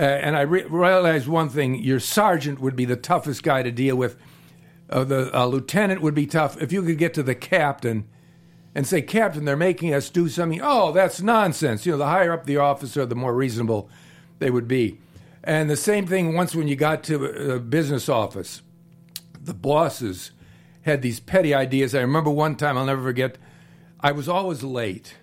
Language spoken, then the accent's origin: English; Cleveland, Ohio, United States; moved away; I'm from Cleveland.